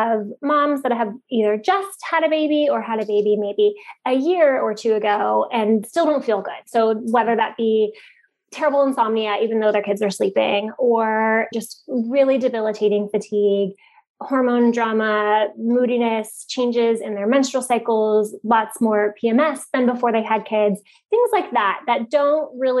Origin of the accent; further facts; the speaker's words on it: Bay Area, California, United States; also born or lived in San Francisco; now in San Diego, United States; I'm from the Bay Area and lived in San Francisco for a long time